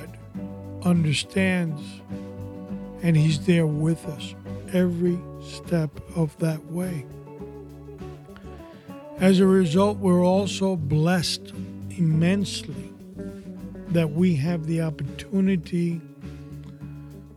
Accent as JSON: {"language": "English", "town": "New York City", "region": "New York", "country": "United States", "tie": "born or raised there", "said": "I was born and raised in New York City"}